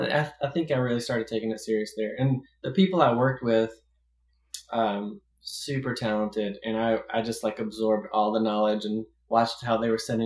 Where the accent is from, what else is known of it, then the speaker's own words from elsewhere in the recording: the South, United States; I grew up in the South